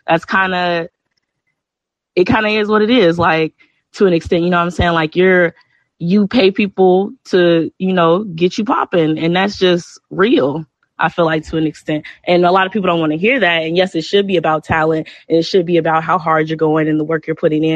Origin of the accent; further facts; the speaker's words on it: Chicago, Illinois, United States; I'm from Chicago